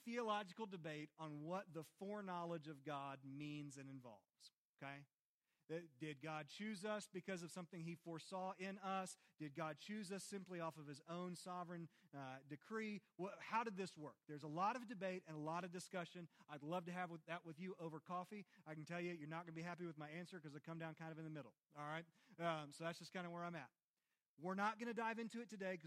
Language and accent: English; Christiansburg, Virginia, United States; I am Christiansburg, born and raised.